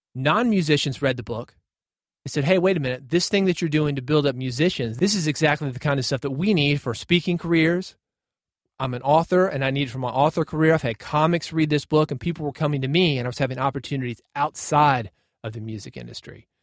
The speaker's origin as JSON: {"language": "English", "town": "Nashville", "region": "Tennessee", "country": "United States", "tie": "born or raised there", "said": "I grew up in Nashville. born in Nashville"}